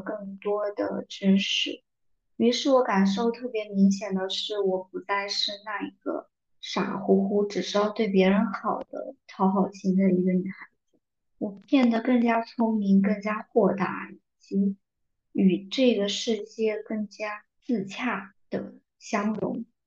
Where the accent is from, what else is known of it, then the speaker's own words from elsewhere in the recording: southern China, China; 作为一个南方人，竟然没有人说我的 普通话不标准，口音